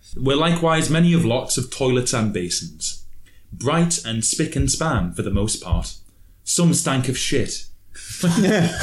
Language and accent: English; Newcastle upon Tyne, North East England, United Kingdom; I am from Newcastle